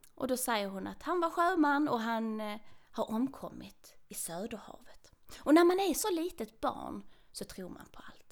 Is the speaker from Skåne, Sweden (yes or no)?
yes; Trelleborg, Skåne, Sweden; now in Kiruna, Sweden; jag är ju född och uppvuxen där